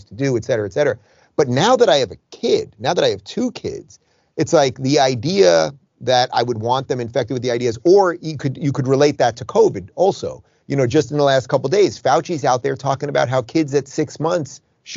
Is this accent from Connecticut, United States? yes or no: no; Long Island, New York, United States; now in Miami, United States; I grew up in Long Island, which is just like a slightly alternate Jersey